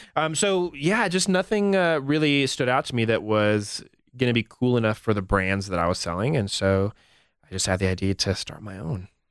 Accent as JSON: {"language": "English", "town": "Albuquerque", "region": "New Mexico", "country": "United States", "tie": "born or raised there", "also_born_or_lived": "Los Angeles", "moved": "as an adult", "lives_now": "Denver, United States", "said": "I grew up in Albuquerque"}